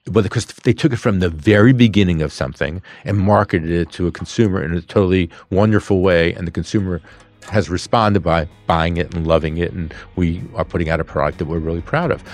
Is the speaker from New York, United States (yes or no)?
yes; New York City, New York, United States; also born or lived in Queens; we were a lower middle class family growing up in Brooklyn, second generation